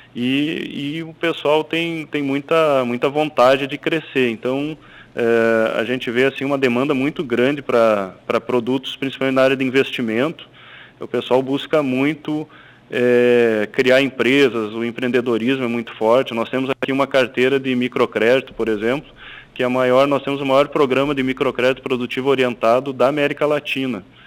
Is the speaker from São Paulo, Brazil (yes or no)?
no; Passo Fundo, Rio Grande do Sul, Brazil; moved away as an adult; now in Fortaleza, Brazil; Eu sou, sou de Passo Fundo, minha família é de Passo Fundo